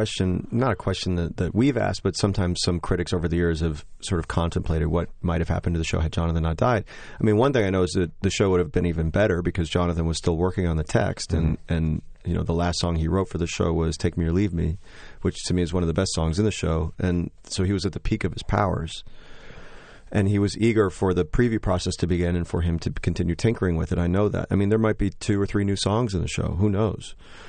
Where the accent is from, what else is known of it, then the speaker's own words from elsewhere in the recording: Joliet, Illinois, United States; I grew up in Joliet, Illinois, this small town, and I was sort of a dork growing up